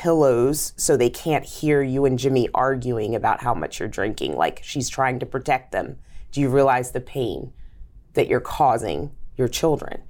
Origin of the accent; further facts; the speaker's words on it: Zambia; now in United States; I'm African, born in Zambia. My mom's Zambian, and my dad is Caucasian American